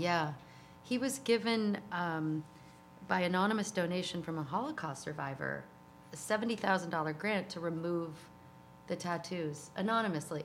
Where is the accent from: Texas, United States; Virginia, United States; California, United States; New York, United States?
New York, United States; New York City; moved away as an adult; also born or lived in Litchfield County, Connecticut; now in Hudson Valley, United States; I grew up in New York City